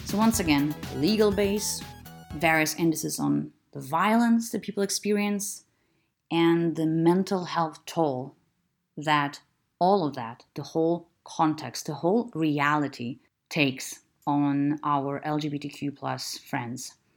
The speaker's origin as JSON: {"language": "English", "country": "Lithuania", "said": "I'm from Lithuania, which is still a very conservative"}